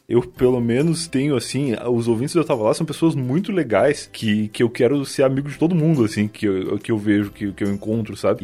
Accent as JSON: {"language": "Portuguese", "region": "Rio Grande do Sul", "country": "Brazil", "moved": "yes", "said": "quando eu saí do Rio Grande do Sul, eu percebi que a gente fala tudo errado"}